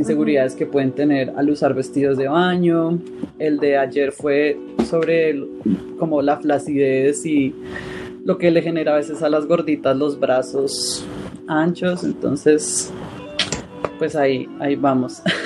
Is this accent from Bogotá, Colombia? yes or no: yes; Bogotá, Colombia; yo soy de Bogotá, Colombia